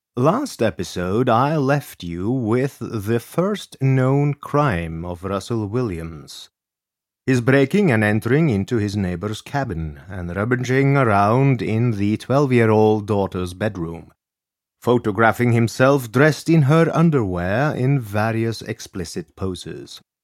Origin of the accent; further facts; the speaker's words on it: Norway; reminds me of my home country of Norway